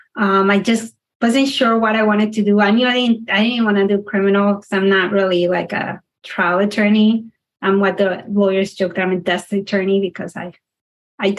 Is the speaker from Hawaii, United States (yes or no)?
no; South Florida, United States; born or raised there; also born or lived in Panama / Denton, Texas